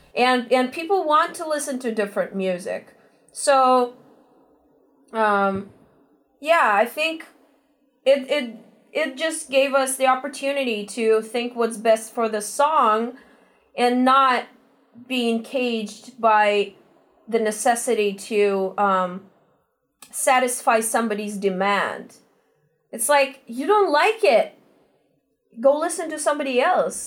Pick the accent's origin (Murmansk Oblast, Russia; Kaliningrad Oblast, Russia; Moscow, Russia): Moscow, Russia; moved away as an adult; now in Los Angeles, United States; we're originally from Russia, Moscow. Um, we took a one way ticket to Los Angeles four years ago